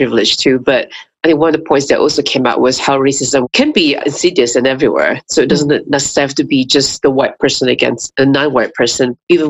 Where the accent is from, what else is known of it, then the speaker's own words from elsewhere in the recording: Singapore; moved away as an adult; now in United States; I'm from Singapore. I moved here 2.5 years ago to the US, and I'm half Malay, half Chinese. But being a Malay in my society